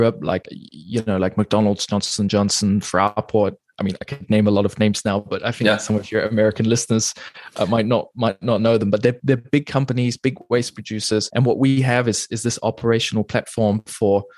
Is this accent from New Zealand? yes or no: yes; New Zealand; moved away as an adult; also born or lived in England; now in Germany; I was born in England. I grew up in New Zealand, and I've been living in Germany for the last almost coming up on 10 years now